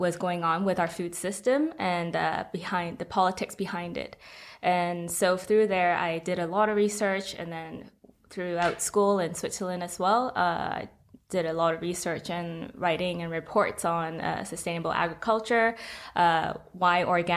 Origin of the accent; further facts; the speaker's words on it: Hong Kong; I'm from Hong Kong